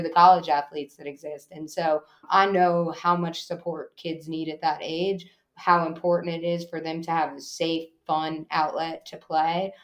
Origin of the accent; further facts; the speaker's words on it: Eastern Long Island, New York, United States; now in Johnston County, North Carolina, United States; I grew up in Eastern Long Island